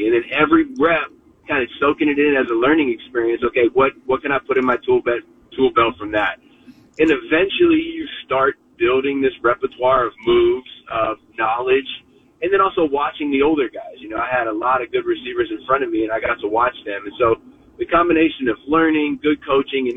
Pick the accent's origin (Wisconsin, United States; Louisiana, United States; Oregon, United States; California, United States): California, United States; Stanford; my dad was a professor there for 41 years, and I grew up literally on Stanford Ave.